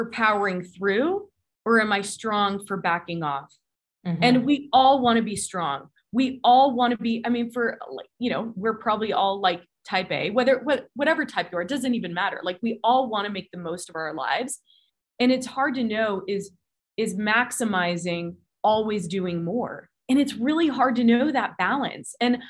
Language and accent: English; California, United States; now in Colorado Springs, United States; I grew up in California. So it's kind of where my heart and soul and my roots are.